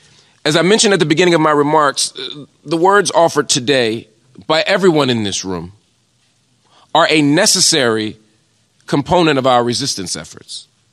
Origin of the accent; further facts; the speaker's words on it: United States; As an American